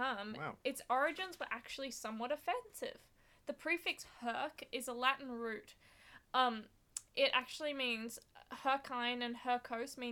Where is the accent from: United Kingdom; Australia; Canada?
Australia; Sydney, New South Wales; we're from Sydney